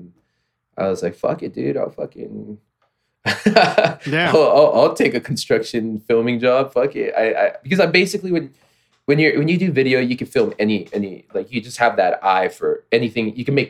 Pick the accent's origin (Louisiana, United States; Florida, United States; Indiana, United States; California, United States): California, United States; Fontana; Yeah, I grew up in the city of Fontana, California.